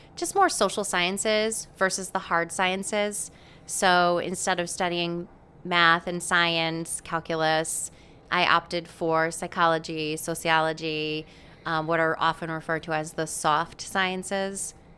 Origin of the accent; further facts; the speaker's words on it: Chaplin, Connecticut, United States; I was born and raised in Chaplin, Connecticut